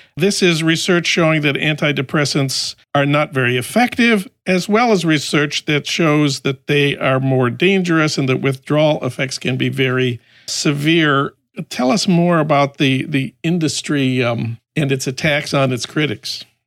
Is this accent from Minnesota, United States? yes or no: yes; Saint Paul, Minnesota, United States; my hometown of St. Paul